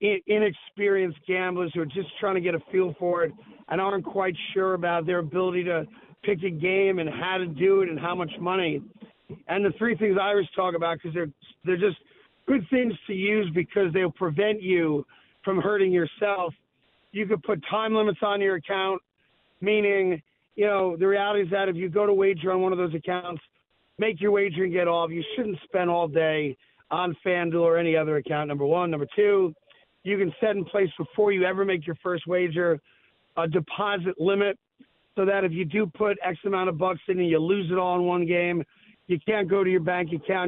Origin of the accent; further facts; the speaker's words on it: New York, United States; I'm a Knicks fan, obviously I'm a New Yorker.